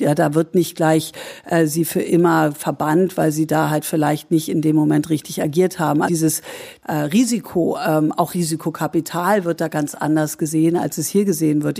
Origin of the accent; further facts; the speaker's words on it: Germany; jetzt bin ich Deutsche